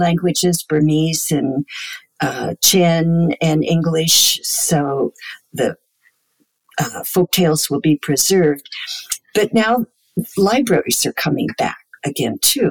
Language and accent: English; United States; speaking as an American